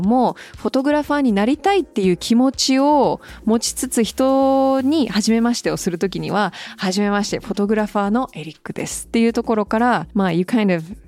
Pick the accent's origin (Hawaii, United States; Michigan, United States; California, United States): Hawaii, United States; 私もハワイ出身なんで、すっごく小さな島で